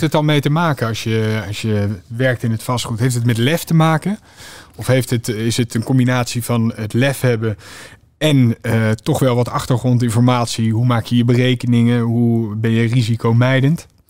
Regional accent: The Hague, South Holland, Netherlands; ik kom oorspronkelijk uit Den Haag

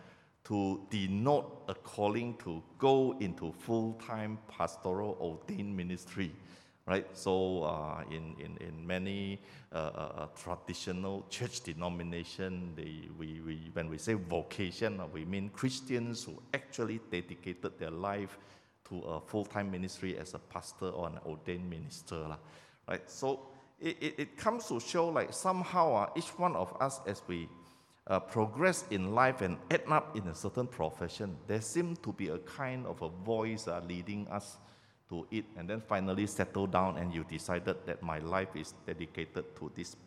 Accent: Sabah, Malaysia; moved away as an adult; I'm actually from Sabah

